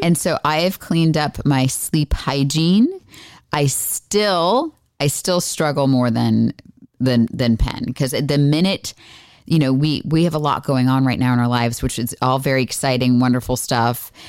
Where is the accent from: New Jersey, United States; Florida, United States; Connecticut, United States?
Florida, United States; I grew up in Florida